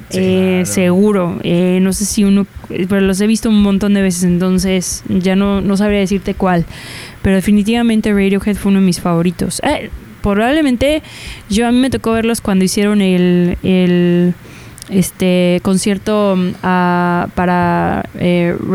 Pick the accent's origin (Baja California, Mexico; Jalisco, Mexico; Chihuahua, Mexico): Jalisco, Mexico; Guadalajara; Yo soy de Guadalajara